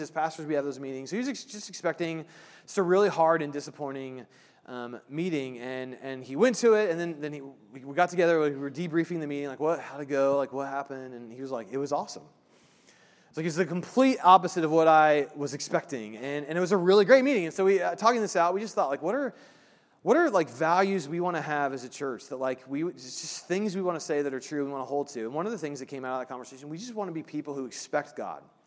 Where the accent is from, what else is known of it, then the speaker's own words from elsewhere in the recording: Indiana, United States; moved away; I'm from Indiana